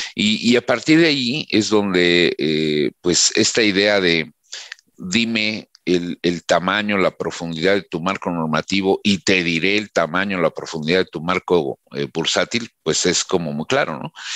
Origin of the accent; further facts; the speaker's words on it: Mexico; como mexicano